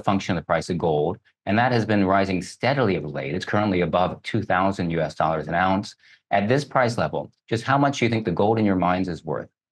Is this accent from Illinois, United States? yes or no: no; Kentucky, United States; I grew up in Kentucky, so, uh, grew up around horses